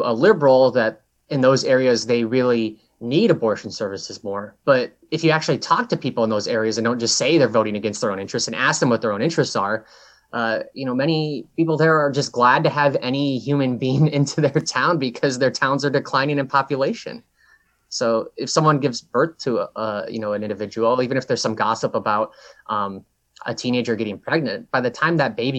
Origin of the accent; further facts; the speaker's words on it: Brainerd, Minnesota, United States; So I think in towns like my hometown, they ignore the economic considerations that, you know, a struggling single mother in a city would deal with who may become homeless. That isn't clear to someone in Brainerd.